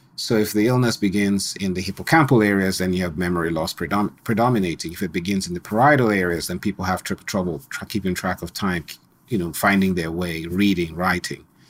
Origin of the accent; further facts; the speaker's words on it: Nigeria; moved away; also born or lived in Colorado, United States; I grew up in Nigeria, Yeah, even though I was born in Colorado. Grew up in Nigeria